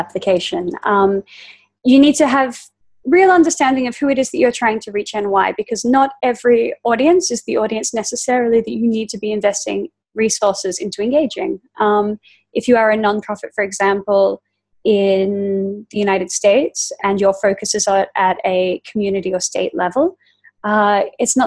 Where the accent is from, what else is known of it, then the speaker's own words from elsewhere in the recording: Australia; growing up in Australia